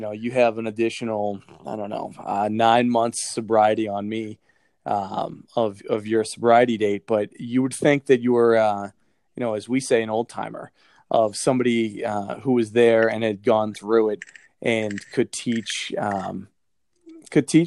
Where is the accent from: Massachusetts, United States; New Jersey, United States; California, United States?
Massachusetts, United States; South Shore; moved away; I grew up in the South Shore